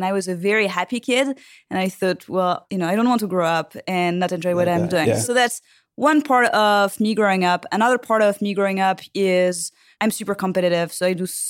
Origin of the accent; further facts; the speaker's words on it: Île-de-France, France; Well, so I grew up in France in the suburb of Paris.